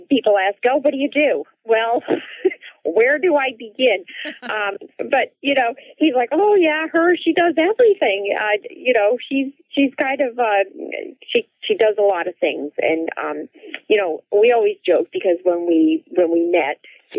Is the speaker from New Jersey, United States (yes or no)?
yes; New Jersey, United States; my very early childhood growing up in New Jersey